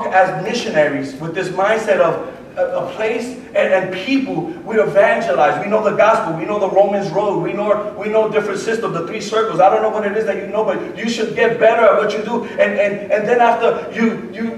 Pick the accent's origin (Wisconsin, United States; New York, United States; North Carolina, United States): New York, United States; New York City; moved away; also born or lived in Puerto Rico / Lawrenceville, Georgia; I was born and raised in the Bronx